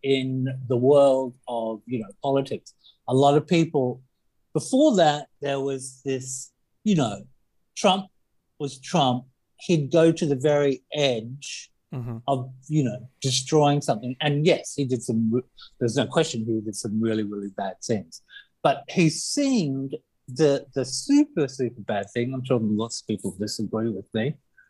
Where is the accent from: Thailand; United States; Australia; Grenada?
Australia; I'm Australian